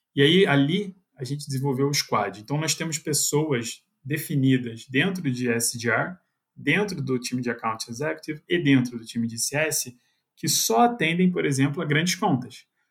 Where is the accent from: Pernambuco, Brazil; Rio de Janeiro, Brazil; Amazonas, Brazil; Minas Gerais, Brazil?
Rio de Janeiro, Brazil; accent: carioca chiado; moved away as an adult; now in São Paulo, Brazil; sou carioca